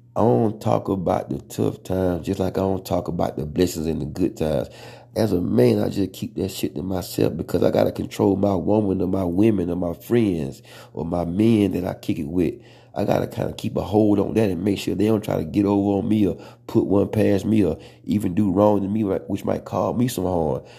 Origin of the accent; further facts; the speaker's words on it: the South, United States; accent: country; I'm from the South